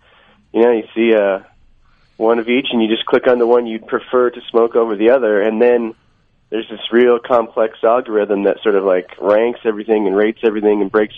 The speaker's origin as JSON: {"language": "English", "country": "United States", "said": "I'm an American"}